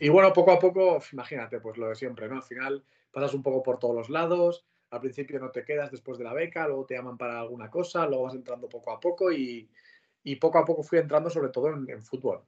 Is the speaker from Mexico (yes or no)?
no; Pamplona, Navarre, Spain; moved away as an adult; now in Madrid, Spain; soy de Pamplona, yo nací en Pamplona y me he criado allí toda la vida